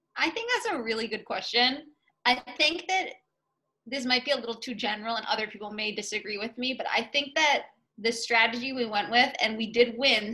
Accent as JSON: {"language": "English", "town": "Middleton", "region": "Massachusetts", "country": "United States", "tie": "born or raised there", "said": "I'm from Middleton, Massachusetts originally, so the North Shore of mass. I've always been here"}